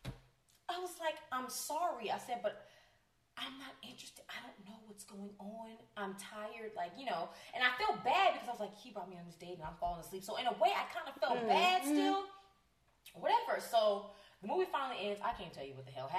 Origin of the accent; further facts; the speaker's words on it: California, United States; I'm born and raised in California